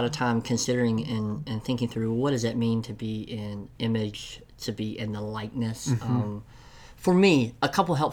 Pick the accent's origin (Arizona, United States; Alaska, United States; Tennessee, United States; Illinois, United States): Tennessee, United States; I'm from Tennessee, so enunciation isn't always good